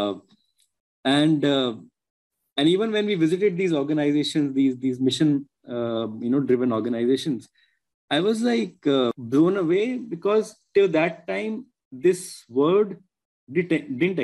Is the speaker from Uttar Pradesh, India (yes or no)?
yes; Agra, Uttar Pradesh, India; Agra, which is my hometown and where my parents live